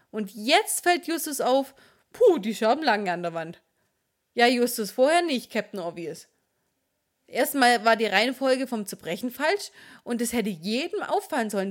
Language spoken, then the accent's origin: German; Swabia, Baden-Württemberg, Germany; Ich bin Schwabe